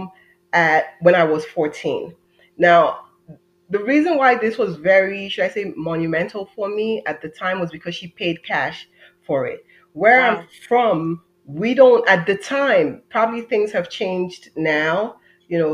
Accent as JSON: {"language": "English", "country": "Nigeria", "tie": "born or raised there", "moved": "as an adult", "lives_now": "United States", "said": "I'm an immigrant. I'm Nigerian American. I would kind of say that I've lived two lives, one half in Nigeria, and then I moved here when I was 18, and the other half here."}